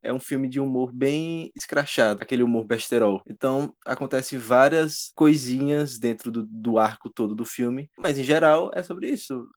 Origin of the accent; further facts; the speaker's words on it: Brazil; o nosso dialeto, o nosso brasileiro